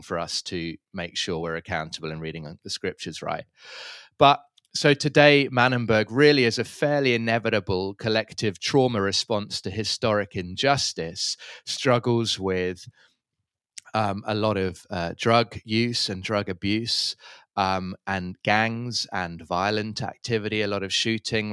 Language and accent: English; London, United Kingdom; moved away as an adult; also born or lived in Cape Town, South Africa; now in Manenberg, Cape Town, South Africa; I'm from London originally, uh, but have been living in Cape Town now for almost fifteen years